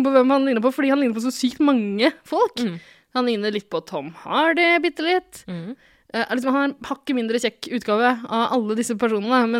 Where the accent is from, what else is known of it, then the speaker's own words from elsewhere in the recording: Bergen, Vestland, Norway; No, selvfølgelig er jeg fra Bergen!